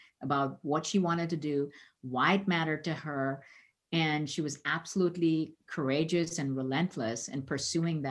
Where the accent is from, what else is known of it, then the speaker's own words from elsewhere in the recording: India; moved away as an adult; now in United States; growing up in the 70s in India